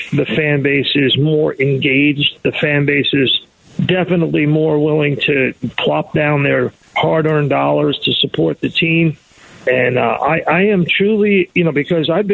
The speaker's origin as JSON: {"language": "English", "region": "New York", "country": "United States", "tie": "born or raised there", "moved": "as an adult", "lives_now": "Philadelphia suburbs, United States", "said": "I grew up in New York, but my wife and I raised our children in the Philadelphia suburbs"}